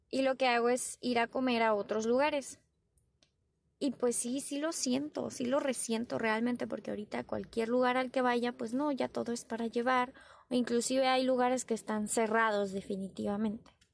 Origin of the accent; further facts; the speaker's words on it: Tijuana, Baja California, Mexico; Yo soy de Tijuana, Baja California.